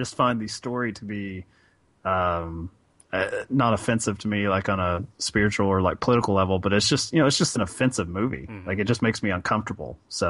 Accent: United States; as an American

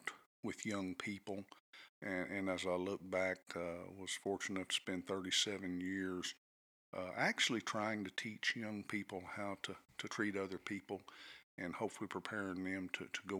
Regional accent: Conroe, Texas, United States; also born or lived in Brady, Texas / Abilene, Texas; We moved to Conroe when I was in the first grade. Which was a wonderful one-school town, really a great place to grow up in. Attended schools in Conroe through my high school tenure

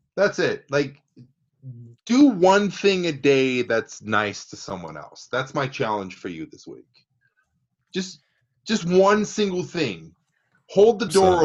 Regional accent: Provo, Utah, United States; born and bred Provo, Utah

